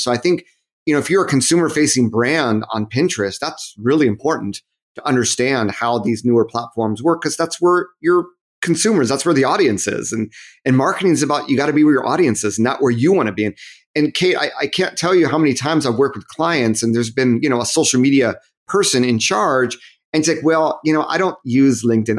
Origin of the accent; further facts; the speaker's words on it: Southern California, United States; moved away as an adult; also born or lived in Massachusetts / Japan; I'm from Southern California.